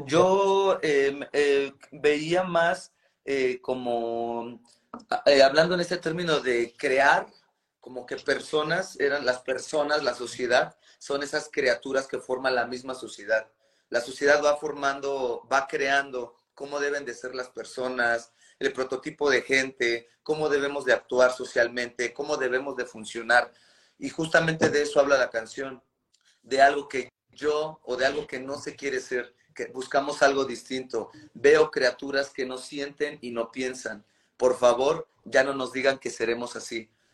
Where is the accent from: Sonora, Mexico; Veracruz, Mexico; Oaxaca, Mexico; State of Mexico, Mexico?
State of Mexico, Mexico; Nezahualcóyotl; a nosotros nos toca nacer en la periferia de la, periferia de la Ciudad de México, eh, en el municipio de Nezahualcóyotl.